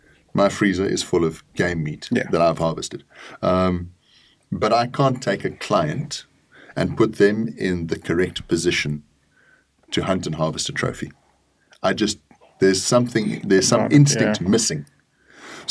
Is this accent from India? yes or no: no; South Africa; also born or lived in Kenya; Being in South Africa, I was removed from the East African hunting side of things